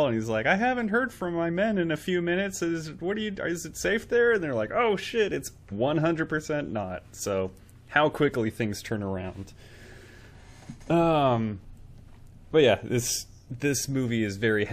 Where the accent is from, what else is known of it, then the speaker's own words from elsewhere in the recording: United States; we're American.